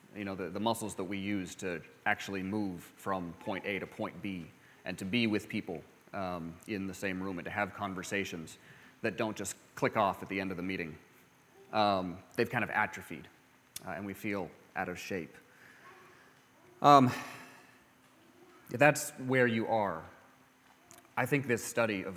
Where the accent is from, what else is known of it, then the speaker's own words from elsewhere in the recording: California, United States; I grew up in California